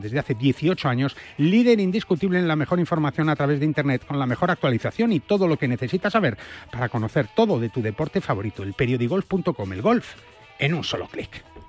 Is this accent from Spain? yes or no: yes; Spain; somos españoles